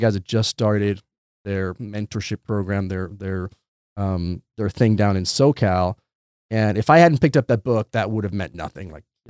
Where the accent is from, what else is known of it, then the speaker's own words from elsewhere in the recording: England, United Kingdom; also born or lived in Santiago, Chile; So I was born in Santiago, Chile. And when I was 2 years old, I moved to England. And between Chile and England, I spent the first 15 and a half years of my life.